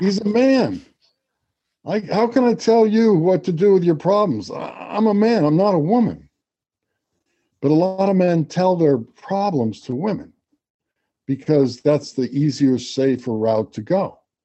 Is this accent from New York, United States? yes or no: yes; Garden City, New York, United States; I grew up on Long Island. I went to Garden City High School.